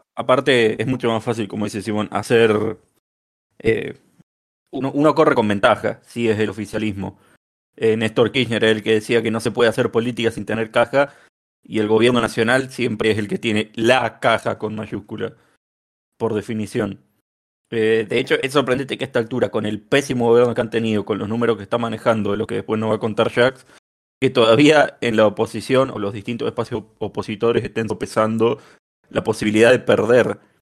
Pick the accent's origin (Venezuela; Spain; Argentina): Argentina; los argentinos subestimamos que somos uno de los países más estables de la región